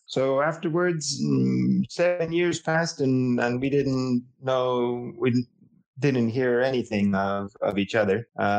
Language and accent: English; Alexandria, Virginia, United States; now in Zamora, Spain; I was actually from Alexandria and I had studied American studies at university